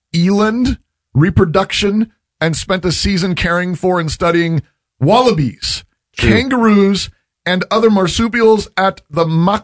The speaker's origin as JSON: {"language": "English", "region": "Alaska", "country": "United States", "moved": "yes", "lives_now": "Maryland, United States", "said": "I was from Alaska."}